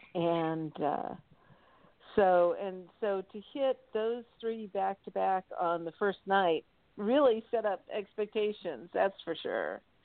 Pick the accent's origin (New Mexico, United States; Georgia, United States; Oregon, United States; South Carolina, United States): Georgia, United States; Atlanta; my hometown in Atlanta